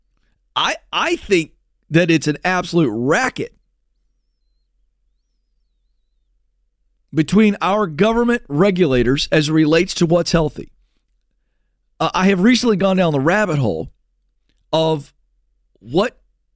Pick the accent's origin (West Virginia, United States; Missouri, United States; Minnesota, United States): West Virginia, United States; I was born in West Virginia